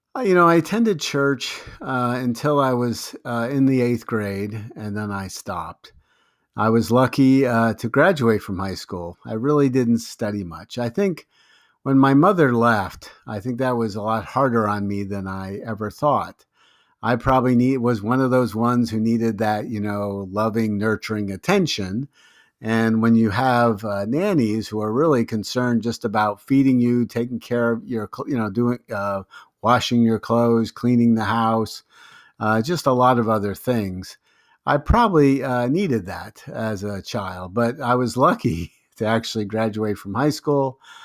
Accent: Long Island, New York, United States; also born or lived in Brooklyn, New York / White Plains, New York; I was born in Brooklyn, New York. You know, I lived in Lo-, on Long Island, New York until the ninth grade, and then I moved to White Plains, New York, where I actually finished high school

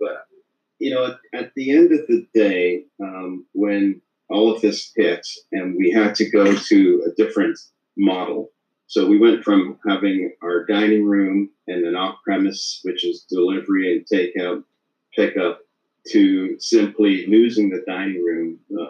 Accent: Leeds, Yorkshire and the Humber, United Kingdom; now in Canada; Leeds, England.

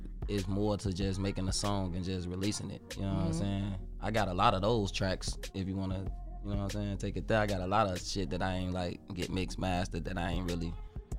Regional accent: Chicago, Illinois, United States; I'm from Chicago. This area in Chicago called the Pocket Town.

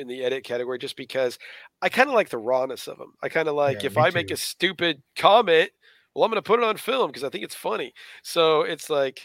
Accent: Colorado Springs, Colorado, United States; moved away as an adult; now in Yukon, United States; Moved from Colorado Springs, Colorado, which I lived in Colorado my whole life up until then

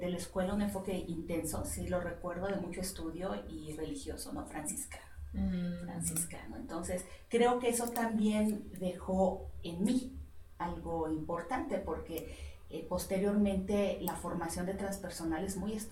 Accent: Mexico City, Mexico; ahorita mis papás están viviendo en la colonia Vistalegre, que es por la calzada de Tlalpan, ¿sí? pero antes ellos vivían en la colonia Portales, entonces de ahí.

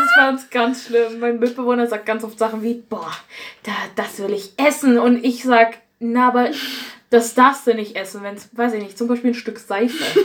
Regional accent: Erzgebirge, Saxony, Germany; ich komme ja aus dem Erzgebirge

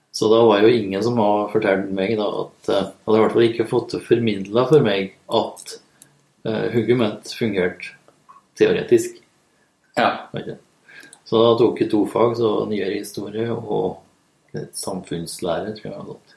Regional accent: Lierne, Trøndelag, Norway; Jeg er egentlig fra Lierne i Nord-Trøndelag

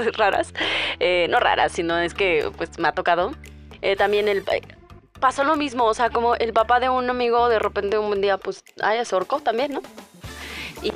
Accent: Hidalgo, Mexico; en mi pueblo, en Hidalgo

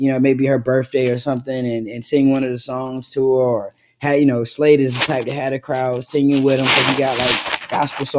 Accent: Duplin County, North Carolina, United States; I'm from Duplin County, Dirt City, really small town

